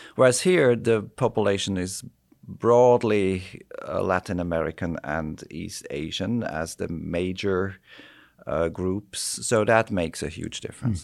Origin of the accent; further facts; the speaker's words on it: Switzerland; also born or lived in United States; my home country, Switzerland